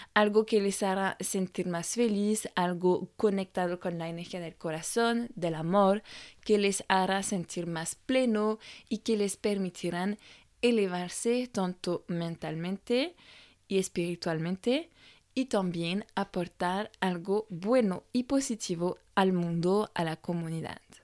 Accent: France; Spanish is a second language; moved away as an adult; francesa y coach de imagen

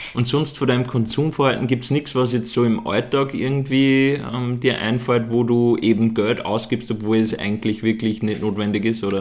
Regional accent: Upper Austria, Austria; da, wo ich herkomme, in Oberösterreich

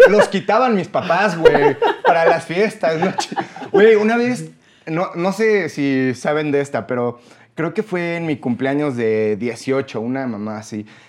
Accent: Mexico; Los mexicanos

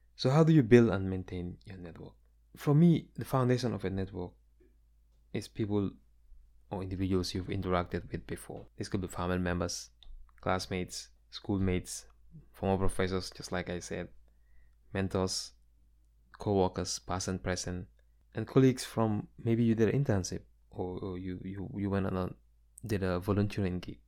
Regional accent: Gambia; now in United States; my experiences growing up in the Gambia

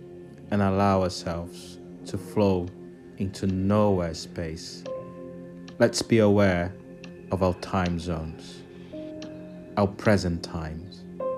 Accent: Brazil; now in London, United Kingdom; I am originally from Brazil. And I live in London, where I am right now.

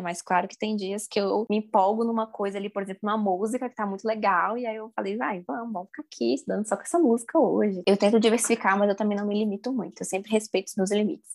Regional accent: Brasília, Federal District, Brazil; Eu sou brasiliense, né? Talvez vocês tenham percebido pelo meu sotaque

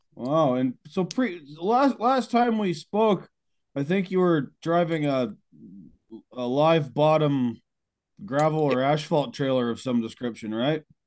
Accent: Beamsville, Ontario, Canada; moved away; back to my hometown of Beamsville, Ontario

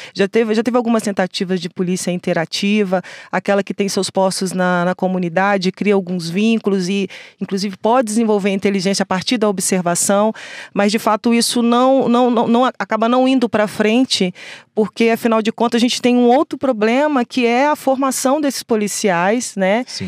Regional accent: Rio de Janeiro, Brazil; also born or lived in Baixada Fluminense; eu sou do Rio de Janeiro nascida no Rio de Janeiro, morei na Baixada Fluminense lá

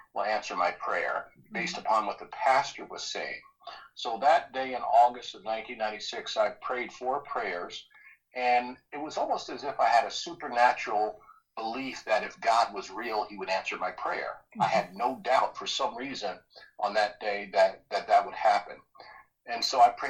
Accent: New Jersey, United States; I grew up in New Jersey, was really poor

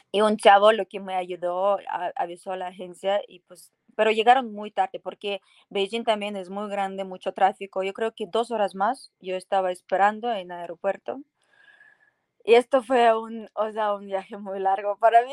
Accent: Poltava, Poltava Oblast, Ukraine; Spanish is a second language; moved away as an adult; now in Mexico; yo soy de Ucrania, mi ciudad se llama Poltava

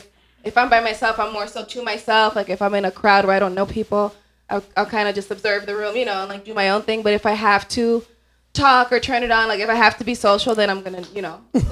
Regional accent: Roselle, Illinois, United States; also born or lived in Lake County, Illinois; I'm actually not from Lake County. I was born in Lake County.

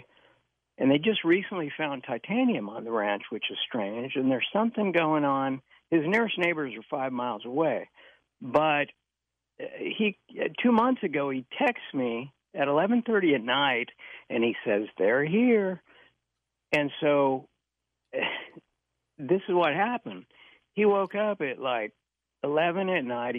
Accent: Modesto, California, United States; I was born and raised in Modesto

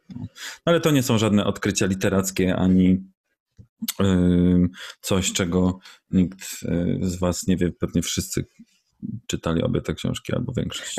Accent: Poland; Jestem z Polski

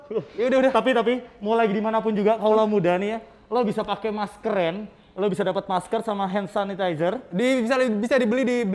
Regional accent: Java, Indonesia; Kan gue Jawa.

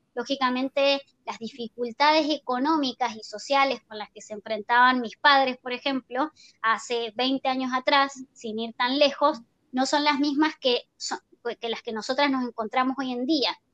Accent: Argentina; moved away; also born or lived in Chile; yo soy argentina

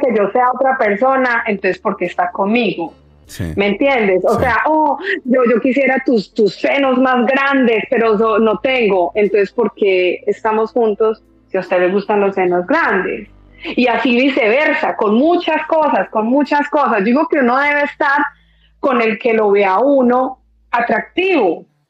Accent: Colombian paisa, Antioquia, Colombia; como buena colombiana paisa

